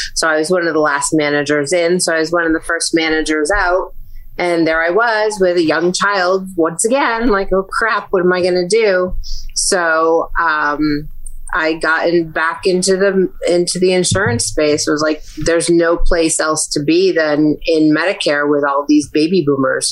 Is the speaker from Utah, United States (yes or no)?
no; New Britain, Connecticut, United States; Connecticut. So, I'm a native. I've left a few times, but I always come back.